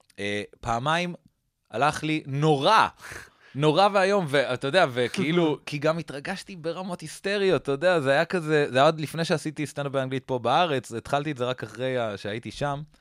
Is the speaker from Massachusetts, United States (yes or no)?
yes; Newton, Massachusetts, United States; גדלתי בניוטון, מסצ'וסטס. אוקיי. שזה פרברי בוסטון כזה, עיר...